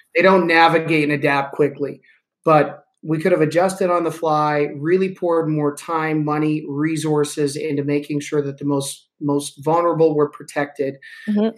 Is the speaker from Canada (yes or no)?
yes; Canada; I'm a Canadian.